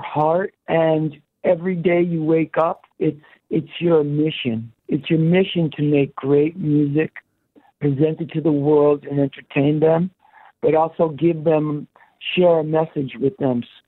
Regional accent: New York City, New York, United States; born in Queens, and the Jets were my favorite team growing up

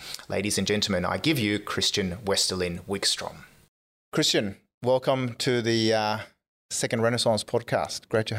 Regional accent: Stockholm, Stockholm County, Sweden; moved away; Despite growing up in Stockholm, Sweden, at Karlavägen and Engelbrektsgatan in the middle of Stockholm.

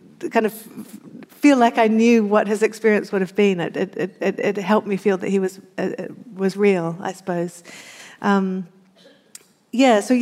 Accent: New Zealand; I always found growing up in New Zealand

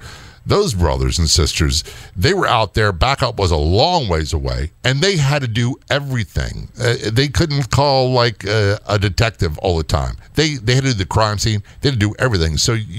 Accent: Maryland, United States; I came from Southern Maryland. I came from the sleepy country. I was a Navy brat, raised everywhere.

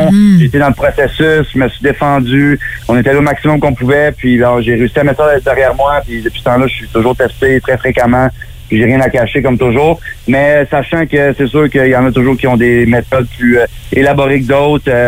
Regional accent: Gatineau, Quebec, Canada; also born or lived in Mont-Tremblant; now in Florida, United States; J'ai toujours été un gars nomade, tu sais, je me suis promené, je suis parti de Gatineau, je suis allé à Québec, j'ai habité au Mont-Tremblant.

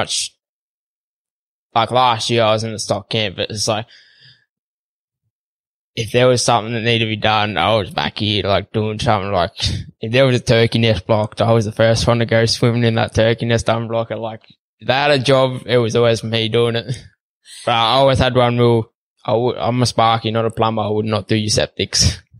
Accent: Victoria, Australia; So when I grew up, we grew up on 75 acres. We had probably a handful of cattle, just some Angus, you know, just your plain land Angus.

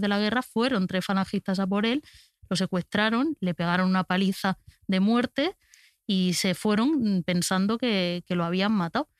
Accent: Albacete, Castilla-La Mancha, Spain; como persona de Albacete

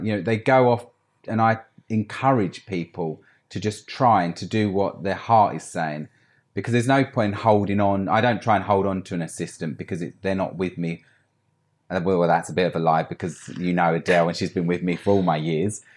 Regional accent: Essex, East of England, United Kingdom; moved away as an adult; now in London, United Kingdom; I grew up in Essex, had a great life

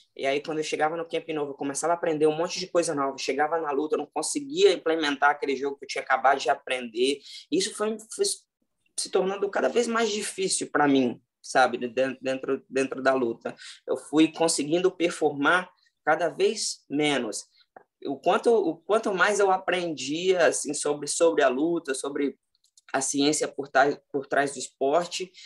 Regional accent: Mossoró, Rio Grande do Norte, Brazil; also born or lived in Natal, Brazil / Rio de Janeiro, Brazil; now in Las Vegas, United States; Eu, tipo, saí lá de Mossoró, cidade lá no interior do Rio Grande do Norte, fui morar em Natal

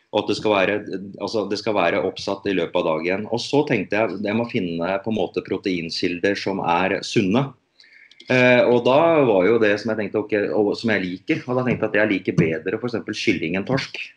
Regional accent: Norway; her hjemme i Norge

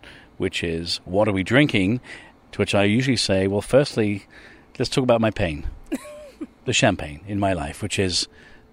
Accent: England, United Kingdom; I'm an Irish Englishman. I grew up on potatoes

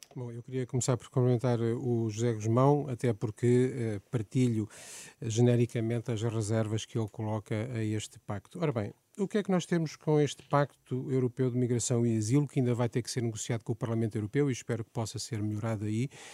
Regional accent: Aveiro, Aveiro District, Portugal; eu sou de Aveiro, de uma zona rural do Conselho de Aveiro, sou filho de agricultores

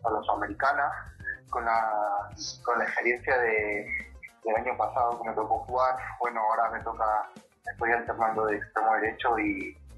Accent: Ventanilla, Callao, Peru; Yo crecí en, en, Ventanilla, yo soy de la ciudad satélite de Ventanilla.

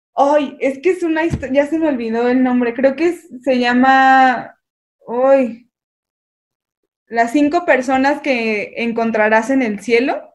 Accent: Mexico

